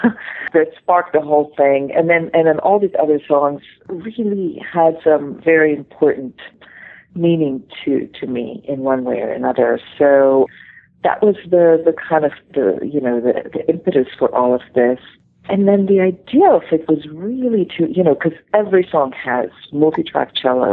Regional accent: Israel; now in New York, United States; my growing up in the Middle East

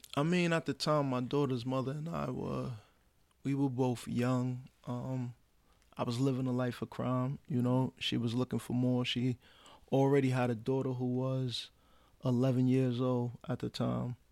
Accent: New York City, New York, United States; I'm from Brooklyn, New York, born and raised

